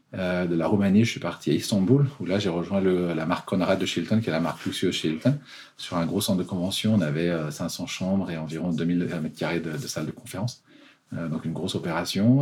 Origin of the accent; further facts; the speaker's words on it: Annecy, Auvergne-Rhône-Alpes, France; moved away as an adult; also born or lived in London; now in Geneva, Switzerland; je suis français, euh, né à Annecy, en Haute-Savoie